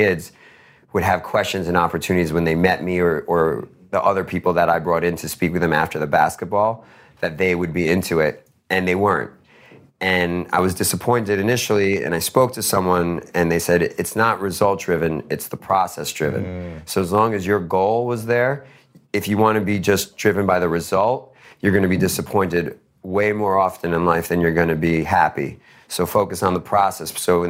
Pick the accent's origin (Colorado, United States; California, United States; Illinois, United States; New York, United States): New York, United States; Queens; I put 50K into a basketball foundation in the town I grew up in Queens.